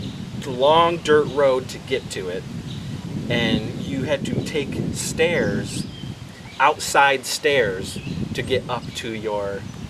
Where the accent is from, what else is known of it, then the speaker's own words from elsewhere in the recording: Wellsville, United States; growing up in Wellsville